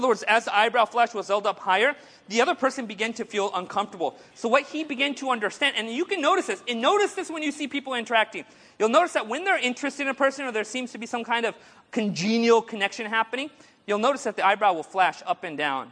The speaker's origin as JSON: {"language": "English", "area": "Orange County", "region": "California", "country": "United States", "tie": "born or raised there", "said": "I grew up in Orange County"}